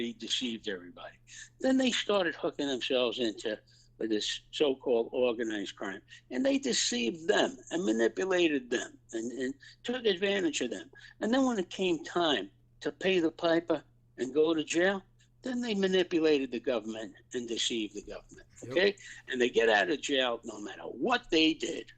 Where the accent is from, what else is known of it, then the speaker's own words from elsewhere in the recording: New York City, New York, United States; growing up on the Lower East Side and Little Italy and the Fourth Ward, Knickerbocker Village